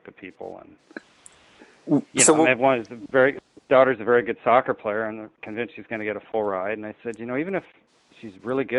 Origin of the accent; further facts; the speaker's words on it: Seattle, Washington, United States; I'm from Seattle